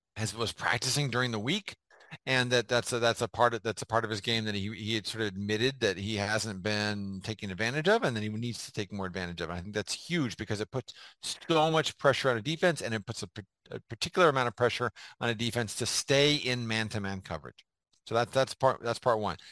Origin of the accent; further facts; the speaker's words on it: San Diego, California, United States; I grew up in San Diego